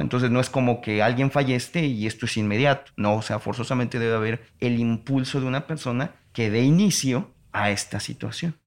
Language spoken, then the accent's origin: Spanish; Mexico; si nosotros como ciudadanos mexicanos estamos en el extranjero